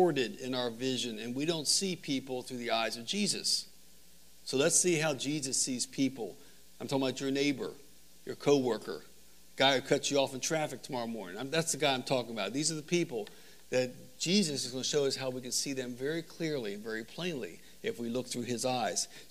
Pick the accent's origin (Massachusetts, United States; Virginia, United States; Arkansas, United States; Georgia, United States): Virginia, United States; Northern; I'm from the Northern Virginia area